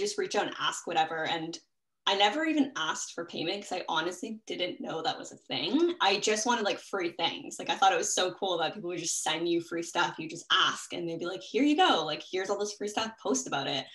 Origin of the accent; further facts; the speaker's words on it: Toronto, Ontario, Canada; Born and raised in Toronto